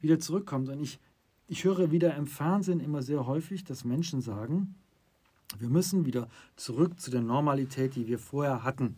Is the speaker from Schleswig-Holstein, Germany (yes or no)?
no; Düsseldorf, North Rhine-Westphalia, Germany; Wir kommen aus dem Rheinland Düsseldorf